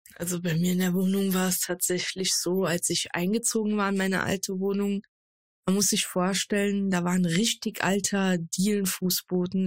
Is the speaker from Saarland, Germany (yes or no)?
yes; Saarland, Germany; moved away as an adult; now in Ruhr area, Germany; gebürtig aus dem Saarland und seit April eine neue Nordrhein-Westfälerin, genauer gesagt Ruhrbottlerin